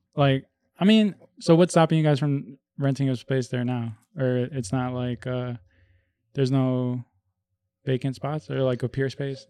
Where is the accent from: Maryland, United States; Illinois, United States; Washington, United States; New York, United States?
Illinois, United States; Melrose Park; also born or lived in Bogota, Colombia; I came over here when I was five.